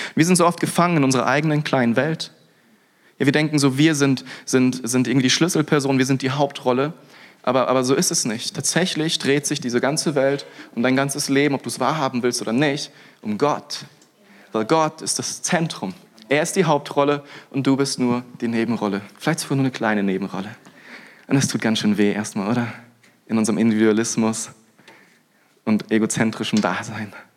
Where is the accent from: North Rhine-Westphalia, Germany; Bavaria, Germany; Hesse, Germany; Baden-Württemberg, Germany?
Baden-Württemberg, Germany; Freiburg; Freiburg, ja, wo ich herkomme